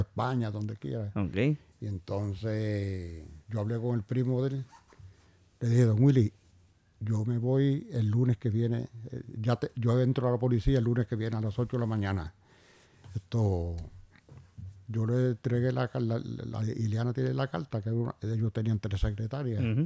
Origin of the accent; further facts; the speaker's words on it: Puerto Rico; yo nací un 24 de noviembre de 1940 en el barrio Río Arriba, donde vivo ahora mismo, la misma finca